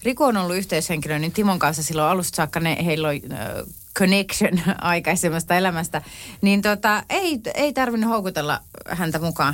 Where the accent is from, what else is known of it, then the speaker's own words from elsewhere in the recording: Tampere, Pirkanmaa, Finland; olen tamperelainen